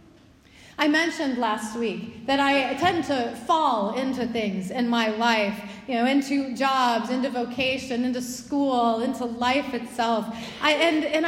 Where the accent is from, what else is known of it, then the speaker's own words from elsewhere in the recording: United States; being an American